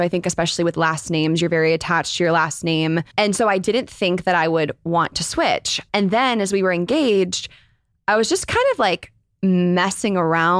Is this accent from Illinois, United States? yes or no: no; Northern California, United States; also born or lived in Chicago; I'm 25. I'm from Northern California. Born in Chicago, but raised in NorCal.